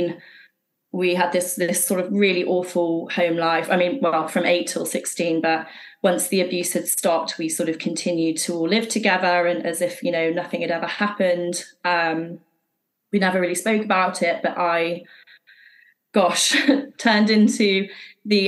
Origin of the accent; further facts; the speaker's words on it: Worcestershire, West Midlands, United Kingdom; also born or lived in Shropshire / Streatham, London; now in London, United Kingdom; We moved from Shropshire to Worcestershire, and she moved her new partner into our house very quickly. So this was when I was sort of six